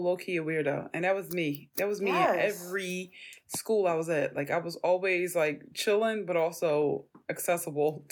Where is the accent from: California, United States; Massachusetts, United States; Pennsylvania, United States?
Pennsylvania, United States; Philadelphia; growing up in North Philly